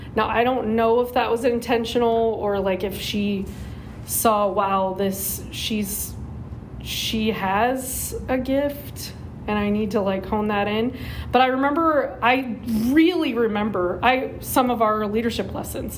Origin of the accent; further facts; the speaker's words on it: Norco, California, United States; I was raised in Norco, um, so grew up in Norco